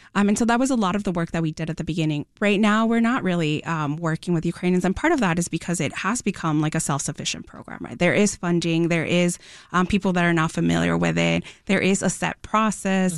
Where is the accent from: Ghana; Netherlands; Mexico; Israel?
Mexico; now in Chicago, United States; I'm an immigrant from Mexico. Um, I came to Chicago